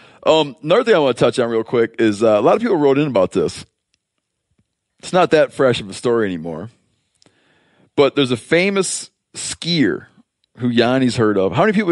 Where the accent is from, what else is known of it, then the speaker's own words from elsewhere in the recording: Pennsylvania, United States; I'm from Pennsylvania, and you can't hunt on Sundays.